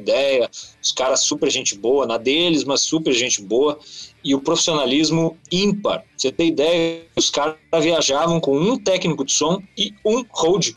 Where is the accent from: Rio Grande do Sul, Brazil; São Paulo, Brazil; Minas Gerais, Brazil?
Rio Grande do Sul, Brazil; interior of; Sou de cidade pequena, do interior do Rio Grande do Sul